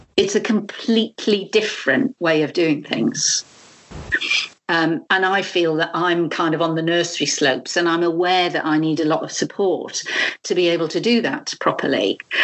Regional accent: United Kingdom; now in France; a Brit living living here

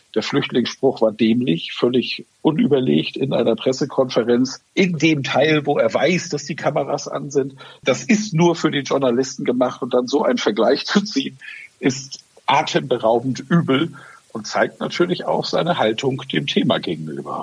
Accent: Schleswig-Holstein, Germany; accent: Norddeutscher; ich bin ja in Schleswig-Holstein groß geworden und kultiviert

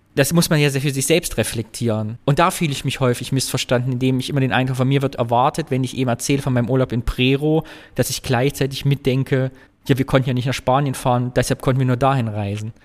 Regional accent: East Germany, Germany; als Ostdeutscher

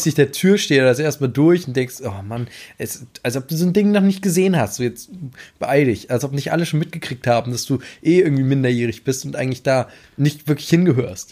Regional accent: Amelinghausen, Lower Saxony, Germany; bin hier im Westen aufgewachsen, sage ich jetzt mal. Den, wie gesagt, Amlinghausen, Lüneburger Heide

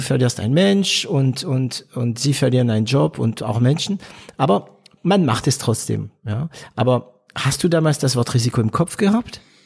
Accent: Stuttgart / Heilbronn, Swabia, Baden-Württemberg, Germany; also born or lived in France; ich bin stolzer Schwabe, stolzer, ja, Stuttgarter, Heilbronner

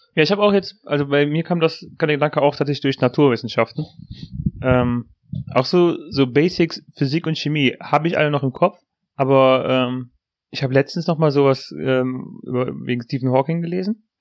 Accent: near Aachen, North Rhine-Westphalia, Germany; wir kommen aus der Nähe von Aachen

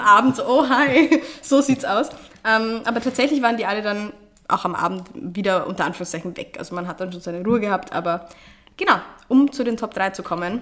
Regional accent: Austria; also born or lived in Vienna; Bei uns in Österreich

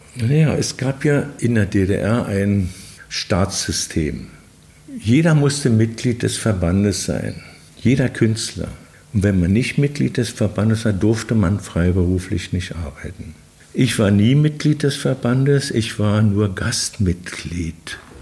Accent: Belgium; moved away; also born or lived in West Berlin, Germany / East Berlin, Germany; als Außenstehender, als Belgier

